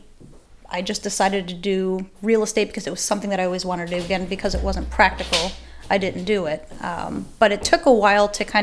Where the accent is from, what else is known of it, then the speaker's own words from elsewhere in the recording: Chicago, Illinois, United States; moved away; I'm originally from Chicago, South Side, and that's where my mom was a dispatcher. And so I grew up around it